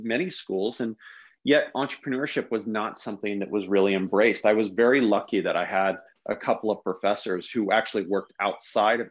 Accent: Palo Alto, California, United States; I grew up in Palo Alto as a young kid.

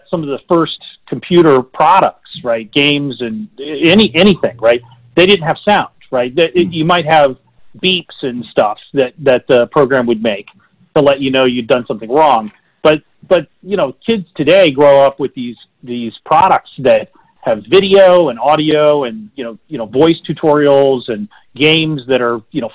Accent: West Texas, United States; moved away as an adult; also born or lived in California; I grew up in West Texas on a cotton farm

